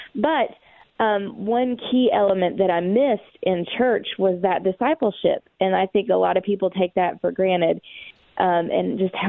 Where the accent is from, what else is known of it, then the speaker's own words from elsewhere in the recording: East Tennessee, United States; Growing up in the Bible Belt in East Tennessee